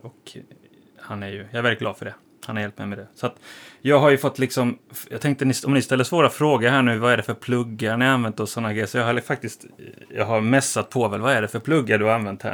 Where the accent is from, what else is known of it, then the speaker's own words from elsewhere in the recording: Halmstad, Halland County, Sweden; moved away as an adult; now in Stockholm, Sweden; Jag kommer från Halmstad från början